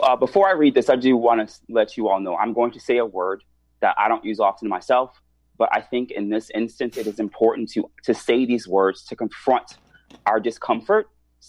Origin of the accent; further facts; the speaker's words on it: Washington, District of Columbia, United States; In DC.